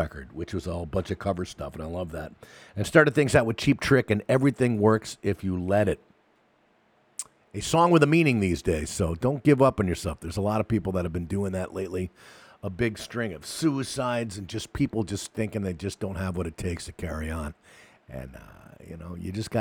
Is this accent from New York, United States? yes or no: yes; New York City, New York, United States; I grew up in New York City